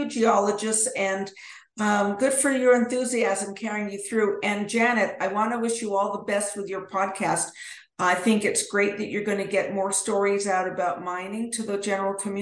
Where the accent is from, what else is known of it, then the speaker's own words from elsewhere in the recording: Edmonton, Alberta, Canada; now in Denver, United States; I grew up in Edmonton, Alberta